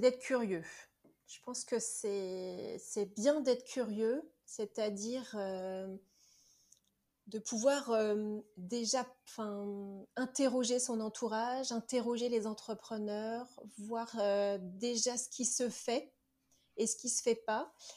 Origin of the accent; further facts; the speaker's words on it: Nantes, Pays de la Loire, France; moved away; je suis nantaise. Donc euh, j'ai vécu 40 ans à Nantes